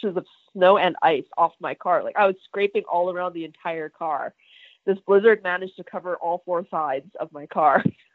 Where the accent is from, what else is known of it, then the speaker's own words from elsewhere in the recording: Edmonton, Alberta, Canada; moved away; I'm originally from Edmonton